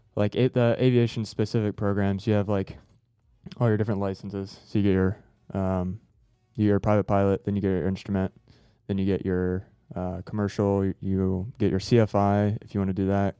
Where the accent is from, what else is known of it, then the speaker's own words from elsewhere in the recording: Harrison, Ohio, United States; I came from Ohio. I was yeah. born like uh, south of Cincinnati, mm-hmm. place called Harrison